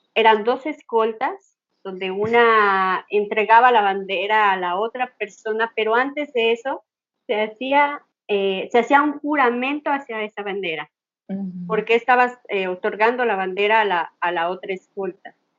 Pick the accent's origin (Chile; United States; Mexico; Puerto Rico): Mexico; soy mexicana